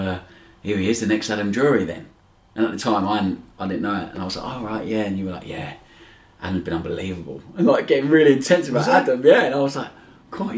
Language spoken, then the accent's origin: English; Brighton, South East England, United Kingdom; moved away; my hometown club at Brighton